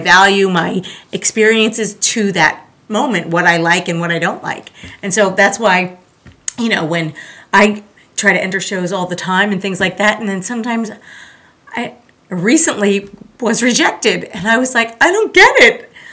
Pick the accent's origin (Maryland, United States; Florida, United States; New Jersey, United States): Florida, United States; Pembroke Pines; also born or lived in Long Island, New York / Tallahassee, Florida; I was born in Long Island, New York, Yay! but I really, I really grew up in the South Florida area in a town called Pembroke Pines